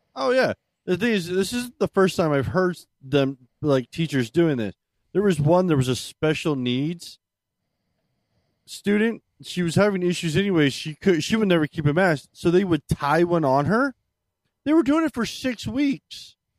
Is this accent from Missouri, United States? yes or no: no; Maryland, United States; moved away; I'm originally from Maryland